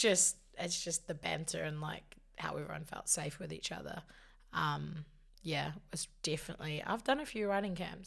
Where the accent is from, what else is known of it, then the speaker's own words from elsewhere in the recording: Te Awamutu, Waikato, New Zealand; moved away as an adult; also born or lived in Hamilton, New Zealand; now in Auckland, New Zealand; I'm from the Waikato.